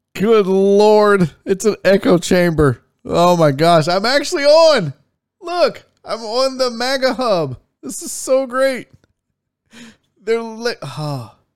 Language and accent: English; Houston, Texas, United States; I'm born and raised in Houston, Texas